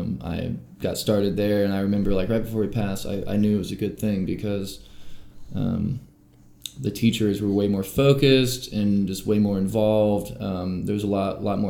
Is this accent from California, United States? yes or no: no; Weaverville, North Carolina, United States; also born or lived in Asheville, North Carolina; I was born, you know, here in Asheville in Mission Hospital, and then I more or less grew up in Weaverville Primary